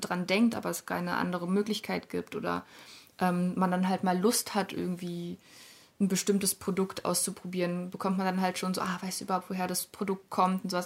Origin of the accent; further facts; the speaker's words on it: Berlin, Germany; Ich bin ja in Berlin aufgewachsen, auch in Kreuzberg